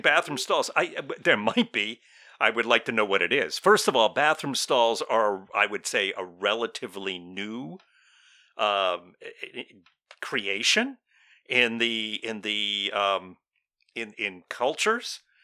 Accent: United States; we're from the United States of America

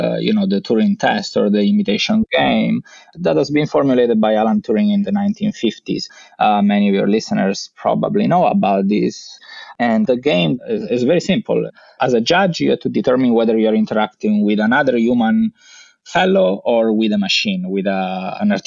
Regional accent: Messina, Sicily, Italy; moved away as an adult; also born or lived in Vienna, Austria / London, United Kingdom; I grew up in Sicily. I studied in the university of my hometown. There was a nice group of computer scientists at the University of Messina

